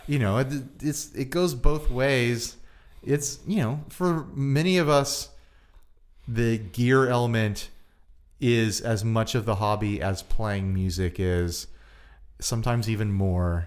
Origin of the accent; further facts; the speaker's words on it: United States; I'm an American.